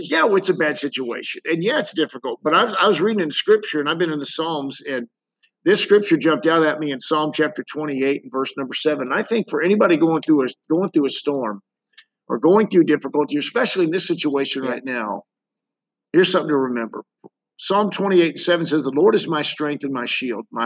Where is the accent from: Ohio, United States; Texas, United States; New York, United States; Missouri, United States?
Missouri, United States; St. Louis; people from my hometown of St. Louis